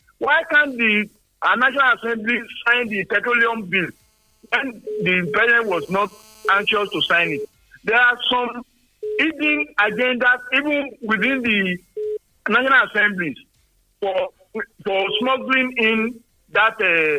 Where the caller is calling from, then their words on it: Abeokuta, Ogun State, Nigeria; I'm calling from Abeokuta. I think that at this point of our lives in Nigeria, we cannot improve our electoral system.